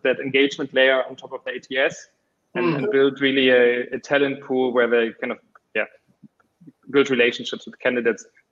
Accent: Berlin, Germany; I'm from Berlin

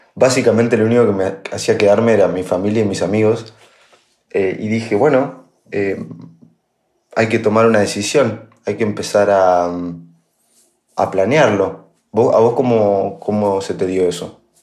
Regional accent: La Pampa, Argentina; moved away as an adult; also born or lived in Buenos Aires; yo ya me crié en La Pampa

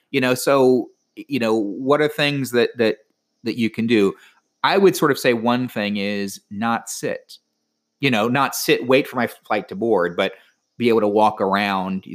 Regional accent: Florida, United States; being from Florida

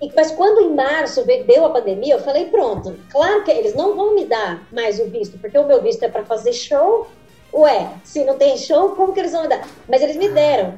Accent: Brazil; moved away as an adult; also born or lived in São Paulo

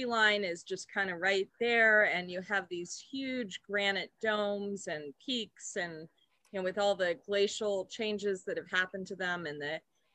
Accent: San Francisco, California, United States; I grew up in San Francisco

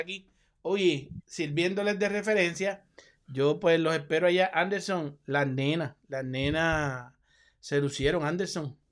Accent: Puerto Rico; yo soy puertorriqueño

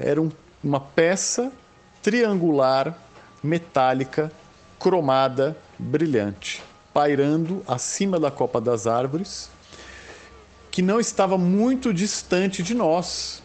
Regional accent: São Paulo, Brazil; eu sou de São Paulo

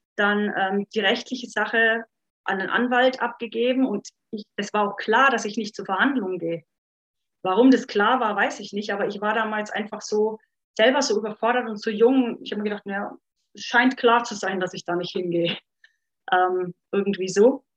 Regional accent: Upper Franconia, Bavaria, Germany; now in Munich, Germany; wie ihr vielleicht unschwer raushören könnt, komme ich eigentlich aus Oberfranken

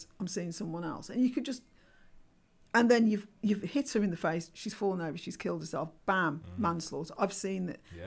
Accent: Birmingham, West Midlands, United Kingdom; I'm Irish, I'm African Caribbean, I'm a Brummie

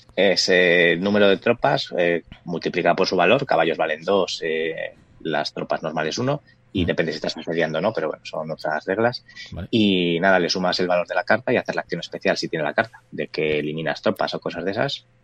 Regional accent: Valladolid, Castile and León, Spain; somos de Valladolid

